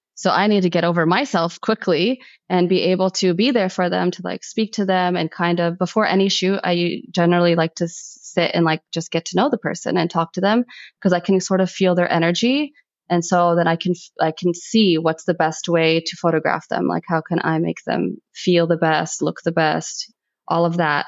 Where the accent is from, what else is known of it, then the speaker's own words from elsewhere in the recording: United States; I'm first generation American. Although I was born in America, my household was still very much Egypt